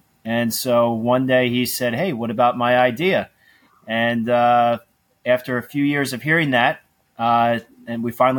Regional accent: Malvern, Pennsylvania, United States; We grew up outside of Philadelphia in an area called Malvern.

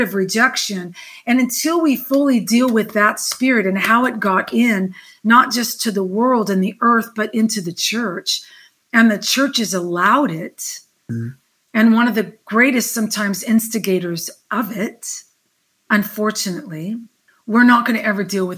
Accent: Southern California, United States; moved away as an adult; also born or lived in the South (US); now in the South, United States; We grew up in Southern California

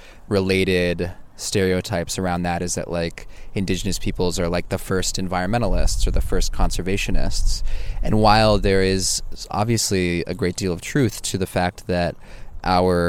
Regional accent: Oakland, California, United States; I grew up in Oakland.

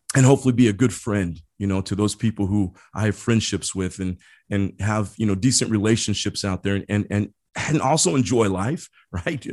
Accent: Midwest, United States; moved away; I grew up in the Midwest.

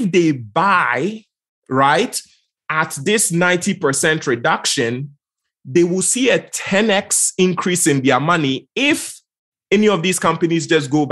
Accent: Ghana; I'm from Ghana, West Africa.

